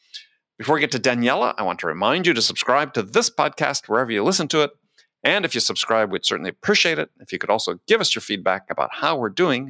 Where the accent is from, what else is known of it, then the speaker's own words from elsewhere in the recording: Wisconsin, United States; I grew up in Wisconsin